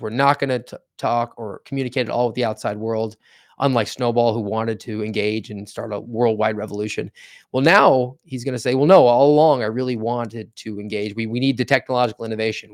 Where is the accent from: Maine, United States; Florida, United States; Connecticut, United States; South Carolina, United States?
Florida, United States; Volusia County; I hail from Volusia County, Florida